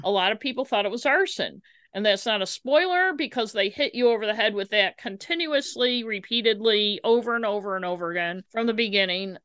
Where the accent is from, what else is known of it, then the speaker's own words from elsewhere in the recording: United States; I am an American